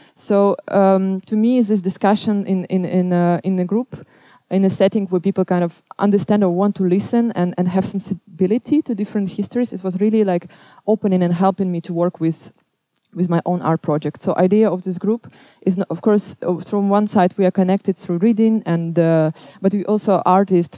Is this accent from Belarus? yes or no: yes; Belarus; now in Amsterdam, Netherlands; I'm coming from Belarus